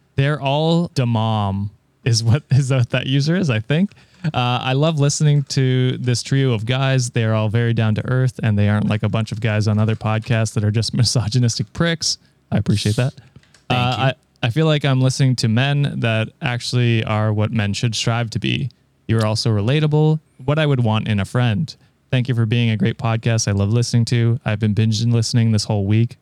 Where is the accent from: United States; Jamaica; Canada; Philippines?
Canada; I'm Canadian